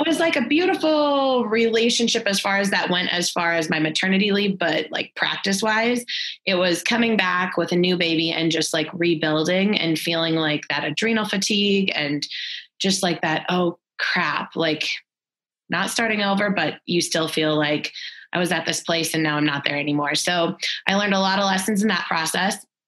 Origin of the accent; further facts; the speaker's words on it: Minnesota, United States; moved away as an adult; also born or lived in Texas; now in Fort Collins, United States; we're both originally from Minnesota